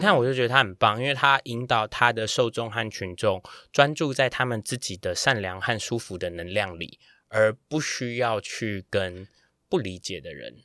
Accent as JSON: {"language": "Chinese", "country": "Taiwan", "said": "我们台湾人"}